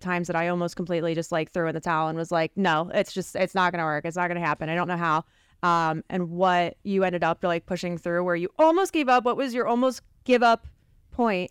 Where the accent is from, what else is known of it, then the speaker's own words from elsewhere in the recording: Philadelphia, Pennsylvania, United States; we're from the Philly area, we're Sixers fans